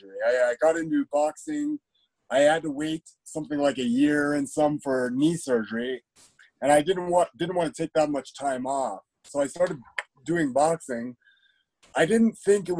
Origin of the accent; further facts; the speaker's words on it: Calgary, Alberta, Canada; also born or lived in Iowa; I grew up in Calgary